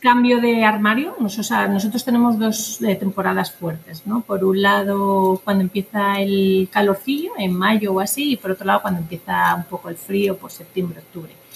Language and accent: Spanish; Basque Country, Spain; now in Madrid, Spain; vengo del País Vasco, donde se trabajaba mucho esto